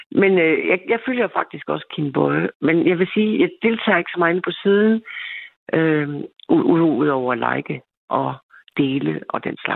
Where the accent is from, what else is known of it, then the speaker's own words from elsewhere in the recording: East Jutland, Central Denmark Region, Denmark; Og så er jeg hende fra Østjylland.